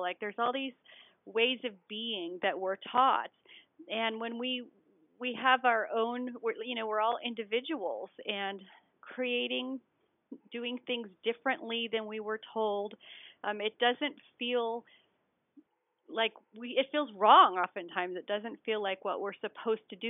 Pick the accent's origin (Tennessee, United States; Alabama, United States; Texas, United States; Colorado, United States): Colorado, United States; I'm a skier. I'm from Colorado